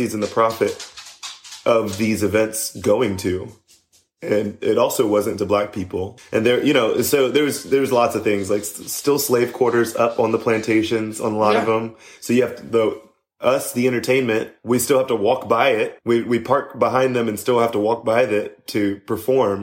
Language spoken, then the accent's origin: English; Charleston, South Carolina, United States; growing up in Charleston, especially with revisionist history